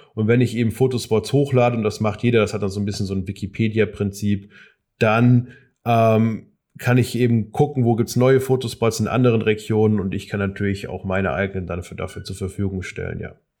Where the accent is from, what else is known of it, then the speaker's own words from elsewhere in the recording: Darmstadt, Hesse, Germany; bei mir aus Darmstadt, aus meiner Heimatstadt